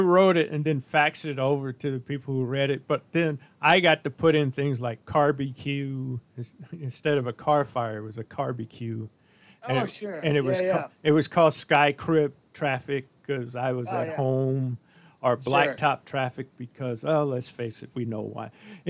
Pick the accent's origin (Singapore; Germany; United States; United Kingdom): United States; St. Louis, Missouri; And I was born and raised in St. Louis.